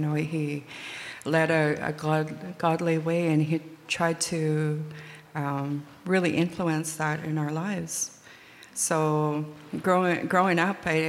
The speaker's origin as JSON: {"language": "English", "town": "Greenville", "region": "British Columbia", "country": "Canada", "tie": "born or raised there", "also_born_or_lived": "Prince Rupert, British Columbia", "said": "I originally come from a village in northern BC. We're part of the Nisga'at Nation. My home community is Lakkal'tap, formerly Greenville. I was born in Prince Rupert"}